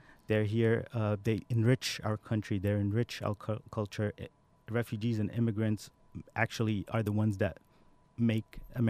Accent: Saudi Arabia; born there; moved away; And I was born in Saudi Arabia, and I came here just for school, and then I just stayed here, never went back.

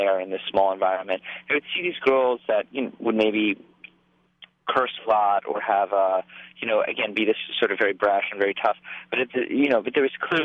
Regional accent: New York City, New York, United States; I'm not from the Bronx. I'm from downtown New York.

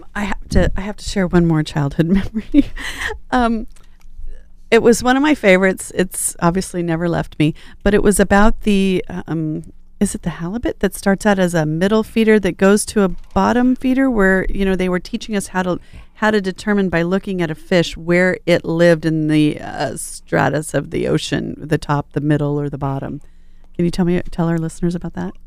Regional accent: Riverside, California, United States; I was a kid from Riverside

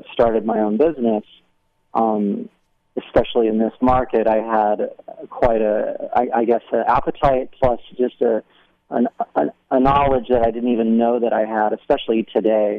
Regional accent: Albany, New York, United States; also born or lived in Germany; now in Newport Beach, United States; I spent most of my time upstate in Albany, New York

